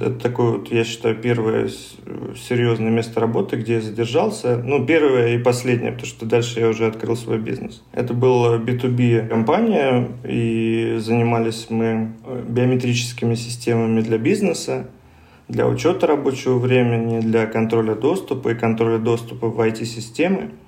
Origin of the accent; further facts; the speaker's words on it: Moscow, Russia; я коренной москвич